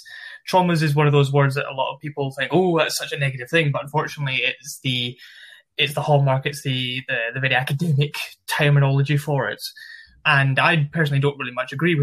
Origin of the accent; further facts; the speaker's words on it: Glasgow, Scotland, United Kingdom; accent: Glasgow; moved away as an adult; also born or lived in Liverpool; now in Manchester, United Kingdom; So I'm originally based from Scotland, yeah. Glasgow. Studied university in Liverpool and live currently in Manchester.